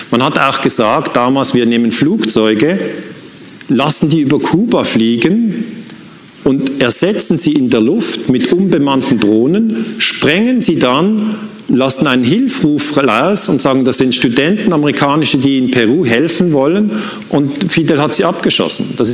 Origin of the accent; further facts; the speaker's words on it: Switzerland; Muss ich als Schweizer sagen, ist mir völlig egal.